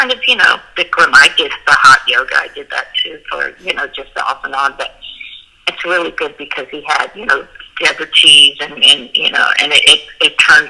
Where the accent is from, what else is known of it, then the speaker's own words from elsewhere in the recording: Boulder, Colorado, United States; You know, I grew up in Colorado.